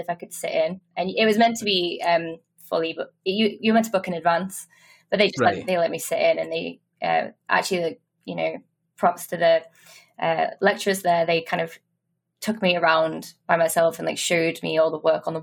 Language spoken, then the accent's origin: English; Liverpool, North West England, United Kingdom; moved away as an adult; also born or lived in Dundee; I'm actually from Liverpool, so I'm not a Geordie here.